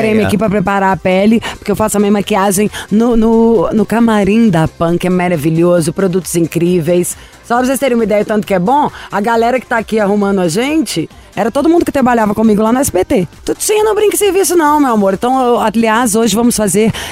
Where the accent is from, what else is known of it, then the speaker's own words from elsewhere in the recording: Belo Horizonte, Minas Gerais, Brazil; Eu sou de Belo Horizonte, Minas Gerais.